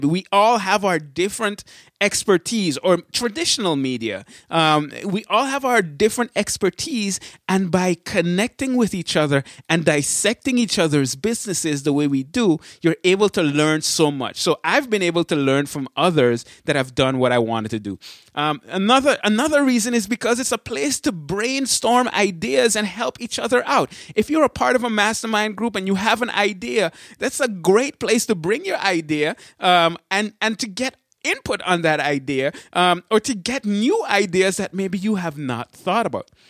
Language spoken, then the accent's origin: English; Berrien Springs, Michigan, United States; I say I'm from Michigan. And when they ask, "Where, hey, where in Michigan?" It's always the same thing. I say, "Berrien Springs, Michigan."